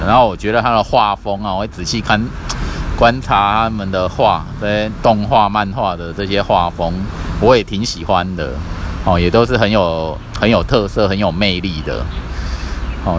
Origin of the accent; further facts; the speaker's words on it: Kaohsiung, Taiwan; 我的家乡高雄市